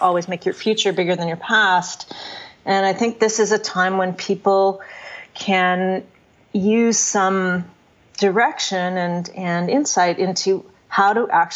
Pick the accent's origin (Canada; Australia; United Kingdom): Canada; now in United States; I'm a Canadian living in the U.S.